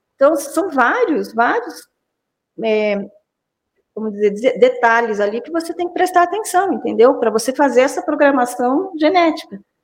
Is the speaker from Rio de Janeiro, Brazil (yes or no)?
no; São Roque, São Paulo, Brazil; also born or lived in Campinas; eu não saí de São Roque, né? Fiquei dire... me formei, morei em Campinas na, na época da graduação e voltei para São Roque.